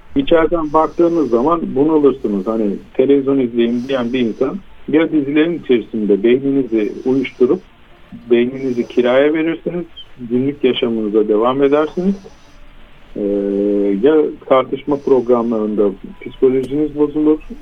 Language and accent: Turkish; Istanbul, Turkey; moved away as an adult; İstanbul'da doğdum, büyüdüm. Üç kuşak, üç göbek İstanbulluyum ben